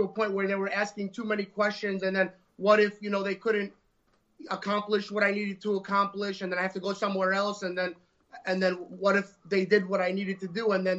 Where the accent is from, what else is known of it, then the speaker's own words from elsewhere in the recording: Staten Island, New York, United States; Staten Island, New York.